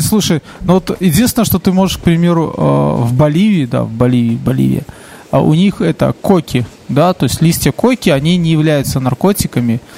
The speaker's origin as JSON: {"language": "Russian", "country": "Belarus"}